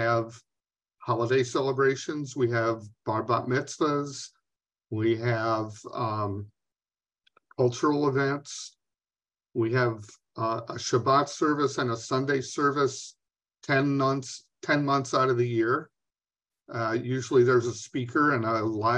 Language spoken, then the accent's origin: English; New York, United States; now in Minnesota, United States; I grew up in New York State, but I've been in Minnesota for 50 years